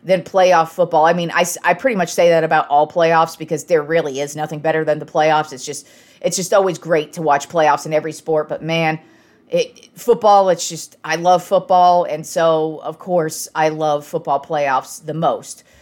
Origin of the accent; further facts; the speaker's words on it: Reno, Nevada, United States; I come from Reno, Nevada, where it snowed a lot